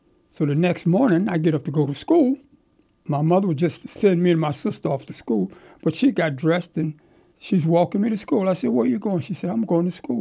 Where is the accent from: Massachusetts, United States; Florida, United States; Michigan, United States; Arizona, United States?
Michigan, United States; Pontiac; now in Lehigh Valley, United States; when I grew up in Pontiac, my daddy was called Big Beach, and I was called …